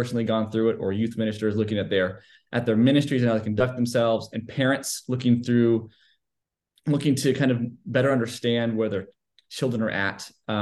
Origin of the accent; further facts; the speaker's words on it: Los Angeles, California, United States; moved away as an adult; now in Texas, United States; I was born in Los Angeles, California